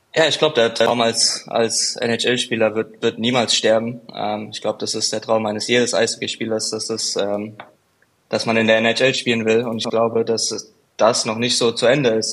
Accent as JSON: {"language": "German", "town": "Frankfurt", "region": "Hesse", "country": "Germany", "tie": "born or raised there", "said": "Frankfurt ist ja ist ja meine Heimat, ich bin ja von dort"}